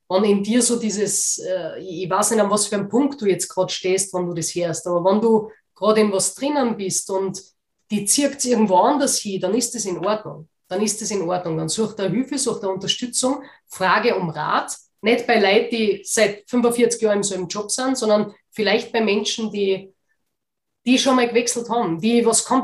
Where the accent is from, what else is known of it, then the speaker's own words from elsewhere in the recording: Austria; ich weiß nicht, wie das bei euch in Deutschland ist, aber bei uns in Österreich gibt es ja Werbekampagnen dafür.